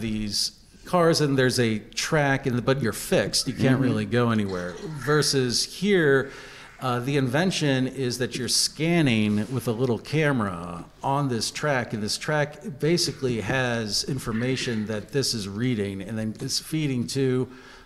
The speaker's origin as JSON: {"language": "English", "town": "Johnstown", "region": "Pennsylvania", "country": "United States", "tie": "born or raised there", "also_born_or_lived": "Los Angeles, United States / Pittsburgh, United States", "said": "born in Johnstown, did my undergrad at Penn State"}